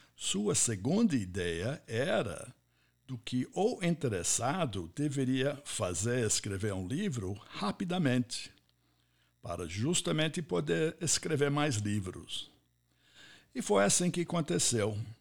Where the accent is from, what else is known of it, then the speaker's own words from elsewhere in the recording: United States; Portuguese is a second language; moved away as an adult; also born or lived in Ohio; now in Brazil; Eu sou nascido, criado e formado nos Estados Unidos